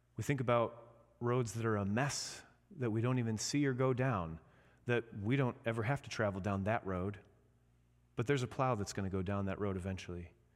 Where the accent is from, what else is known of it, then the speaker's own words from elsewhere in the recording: Indiana, United States; now in Michigan, United States; I'm from Indiana